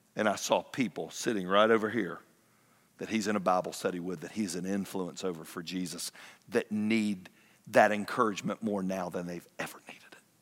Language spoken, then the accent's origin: English; Fayetteville, United States; moved away; I drove down to my hometown